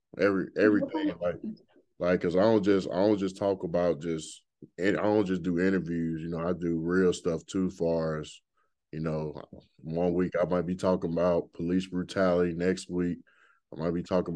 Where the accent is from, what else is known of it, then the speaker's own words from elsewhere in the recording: Birmingham, Alabama, United States; now in Louisville, United States; my hometown is kind of rough too. Like from Birmingham, Alabama. I'm from Birmingham, Alabama.